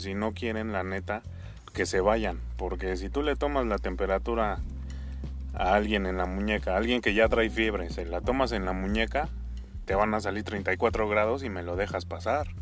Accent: Mexico; Como buen mexicano, como buenos mexicanos.

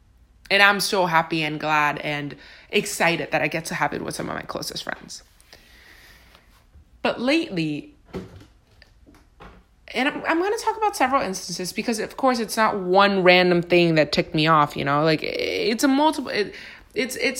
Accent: Honduras; now in Tampa, United States; I was born and raised in Honduras

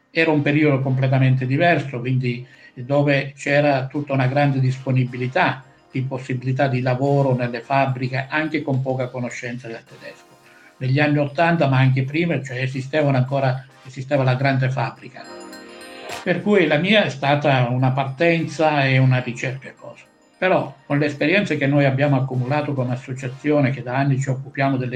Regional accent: Priolo, Sicily, Italy; moved away; io vengo da Priolo, vicino a Siracusa, cioè, non sono stato mai fermo anche lì quindi è una cosa personale

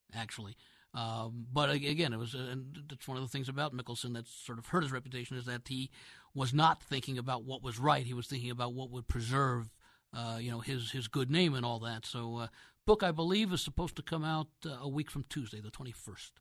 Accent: New York area, United States; I grew up in the New York area

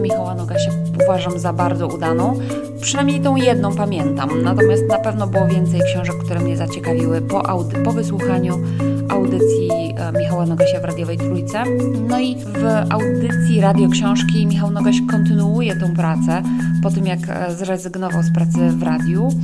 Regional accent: Łódź, Łódź Voivodeship, Poland; Łódź jest moim rodzinnym miastem

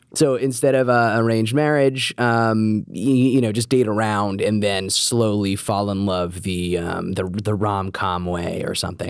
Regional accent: New York City, New York, United States; growing up in New York

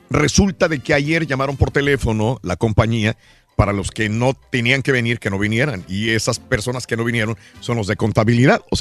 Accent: Cuernavaca, Morelos, Mexico; moved away; mi tierra, Cuernavaca, Morelos.

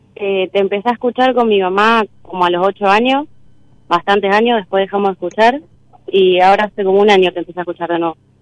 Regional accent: Rosario, Santa Fe, Argentina; De Rosario

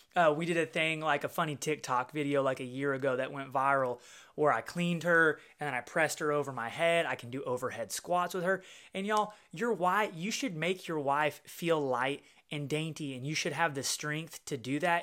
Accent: Little Rock, Arkansas, United States; Little Rock, Arkansas, which is my hometown

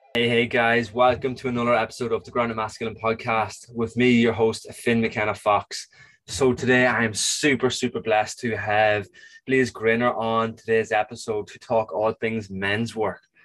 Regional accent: Ireland; I'm Irish

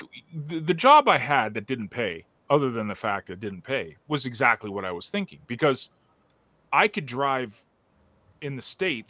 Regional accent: Canada; I'm Canadian, man. I'm not American

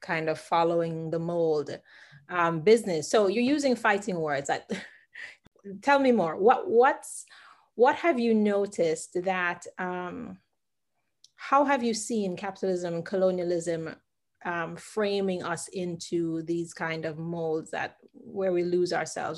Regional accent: Jamaica; I remember growing up as a Jamaican

